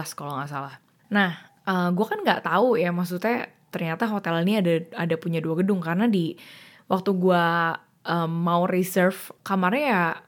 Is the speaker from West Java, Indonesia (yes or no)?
no; Jakarta, Indonesia; gue sebenarnya asli orang Jakarta, gue lahir di Jakarta